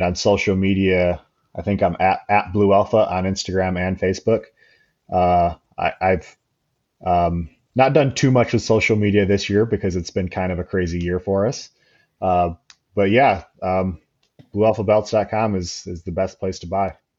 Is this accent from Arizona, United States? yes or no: no; Grand Rapids, Michigan, United States; my hometown of Grand Rapids, Michigan